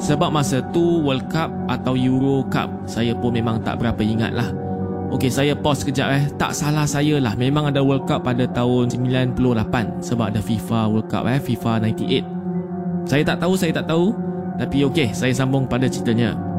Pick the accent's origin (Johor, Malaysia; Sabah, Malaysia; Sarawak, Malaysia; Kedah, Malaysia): Johor, Malaysia; Muar; Saya berasal di Muar, Johor